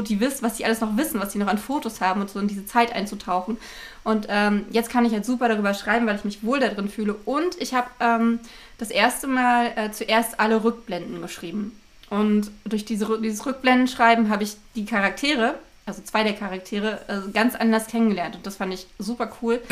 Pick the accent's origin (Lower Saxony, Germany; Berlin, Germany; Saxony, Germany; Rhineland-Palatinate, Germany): Berlin, Germany; in Berlin-Marzahn ähm, wo ich aufgewachsen bin